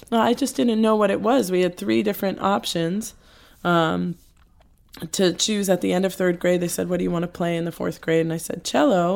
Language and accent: English; New Jersey, United States; also born or lived in Queens, New York; Moved to New Jersey when I was five.